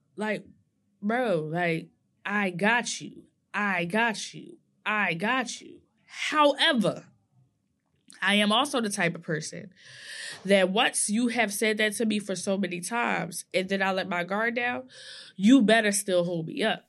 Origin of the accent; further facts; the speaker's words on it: New Jersey, United States; I'm from Nor-, New Jersey all day